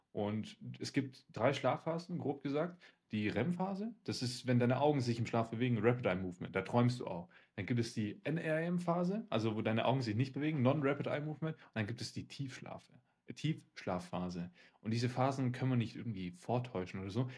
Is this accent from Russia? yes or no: yes; Siberia, Russia; now in Germany; obwohl ich in Sibirien geboren, äh, geboren worden bin